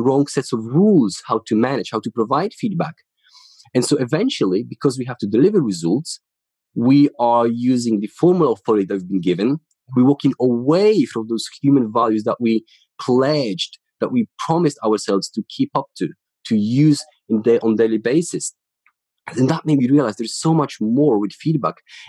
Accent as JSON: {"language": "English", "town": "Ruda Śląska", "region": "Silesian Voivodeship", "country": "Poland", "tie": "born or raised there", "second_language": "English", "moved": "as an adult", "lives_now": "United Kingdom", "said": "So I'm from Poland. I grew up in the city called Ruda Śląska."}